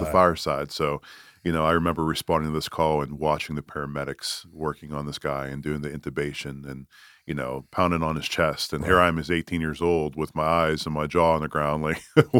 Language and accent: English; Pittsburgh, Pennsylvania, United States; accent: Yinzer; moved away as an adult; now in Greenville, United States; I'm a Yinzer. I'm from Pittsburgh.